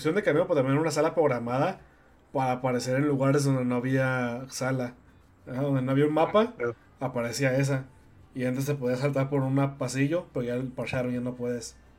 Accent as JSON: {"language": "Spanish", "town": "Tepic", "region": "Nayarit", "country": "Mexico", "tie": "born or raised there", "said": "en Tepic, mi ciudad natal"}